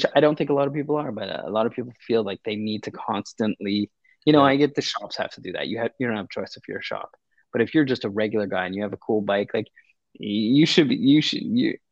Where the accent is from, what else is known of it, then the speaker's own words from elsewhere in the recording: Canada; I'm a Canadian.